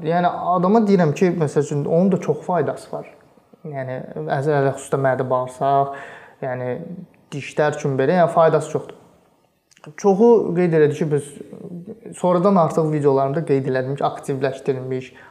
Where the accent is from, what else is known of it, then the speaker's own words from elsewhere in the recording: Azerbaijan; mən Azərbaycanlıyam.